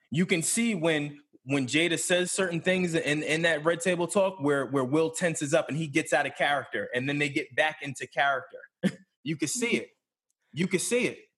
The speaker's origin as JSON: {"language": "English", "town": "Philadelphia", "region": "Pennsylvania", "country": "United States", "said": "I'm from West Philly."}